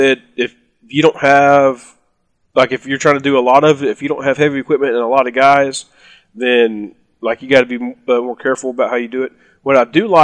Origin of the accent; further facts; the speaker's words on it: South Alabama, United States; I'm from South Alabama